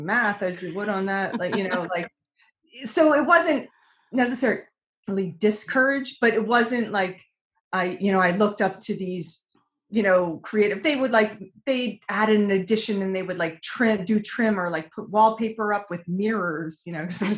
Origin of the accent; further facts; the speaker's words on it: King of Prussia, Pennsylvania, United States; moved away as an adult; also born or lived in San Francisco; I grew up in King of Prussia, Pennsylvania